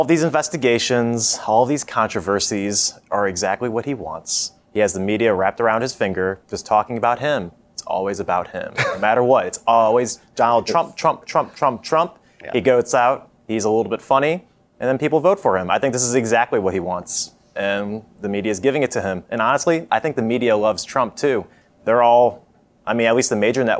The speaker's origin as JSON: {"language": "English", "region": "Ohio", "country": "United States", "tie": "born or raised there", "moved": "yes", "said": "my home state of Ohio"}